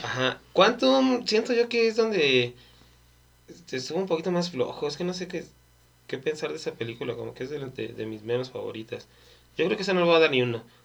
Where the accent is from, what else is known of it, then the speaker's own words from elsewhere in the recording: Mexico; somos mexicanos